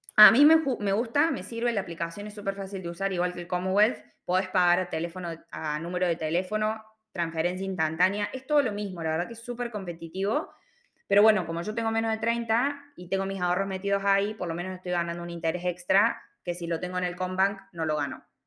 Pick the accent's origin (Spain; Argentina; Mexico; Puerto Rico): Argentina; Córdoba; moved away as an adult; also born or lived in Sydney, Australia; now in Melbourne, Australia; yo soy de Córdoba, Argentina